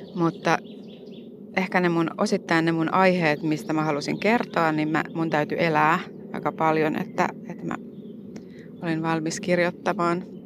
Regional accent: Helsinki, Uusimaa, Finland; born or raised there

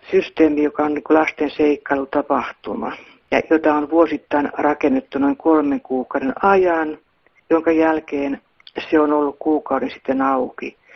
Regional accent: Pori, Satakunta, Finland

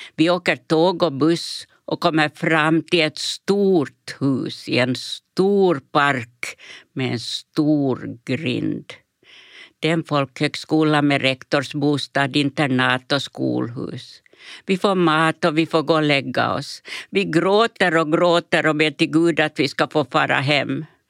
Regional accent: Pargas, Southwest Finland, Finland; also born or lived in Färgelanda, Sweden; det kalkdamm vi har hemma i Pargas.

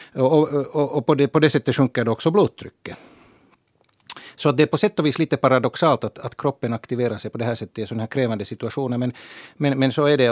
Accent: Finland; vi i Finland

